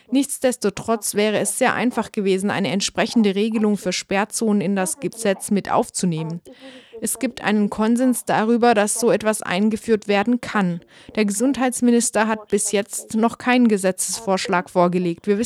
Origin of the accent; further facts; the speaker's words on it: Munster, Ireland; zum Beispiel in meiner Heimatregion Kerry.